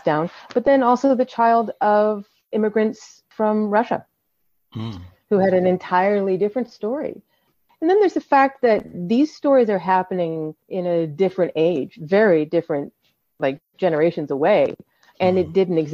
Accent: Canada; I was born in Canada in a completely different culture

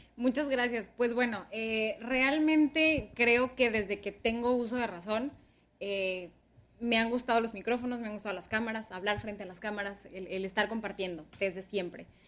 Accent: Ciudad Obregón, Sonora, Mexico; moved away as an adult; now in Hermosillo, Mexico; yo soy originaria soy de México. Eh, crecimos en Ciudad Obregón, Sonora.

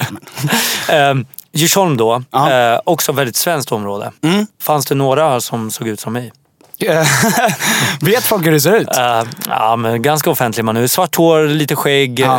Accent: Syria; now in Sweden; Jag är från Syrien och i min kultur då kindpussas man som fan också.

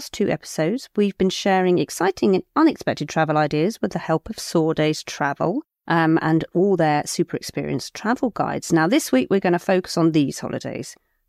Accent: Cornwall, South West England, United Kingdom; I'm not Welsh, so I don't know. I'm Cornish.

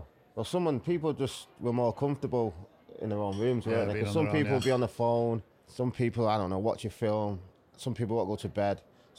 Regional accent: Manchester, North West England, United Kingdom; I'm from Manchester.

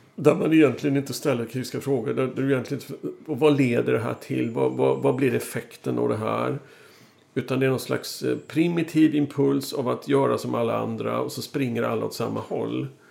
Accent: Sweden; som svensk

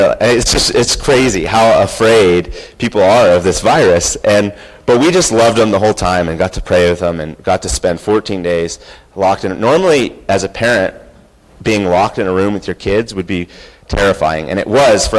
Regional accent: United States; as an American

